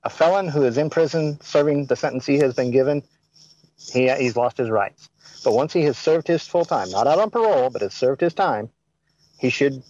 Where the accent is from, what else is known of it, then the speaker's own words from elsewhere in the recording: the South, United States; Yes, I am from the South.